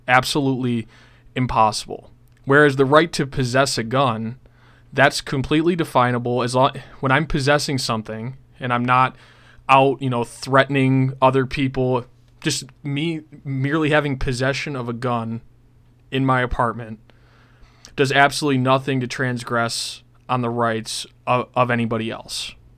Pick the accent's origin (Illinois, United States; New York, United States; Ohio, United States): New York, United States; Buffalo; I'm from Buffalo, New York